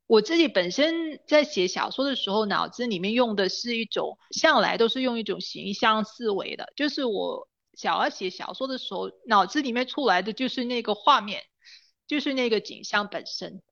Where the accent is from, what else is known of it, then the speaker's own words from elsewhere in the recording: Ipoh, Perak, Malaysia; moved away; 回首看怡保的话，我会说我其实很庆幸自己是在这么一个地方土生土长的